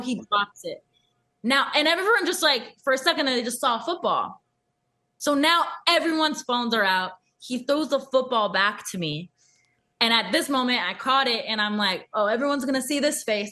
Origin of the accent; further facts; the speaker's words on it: Thousand Oaks, California, United States; That's my hometown, Thousand Oaks.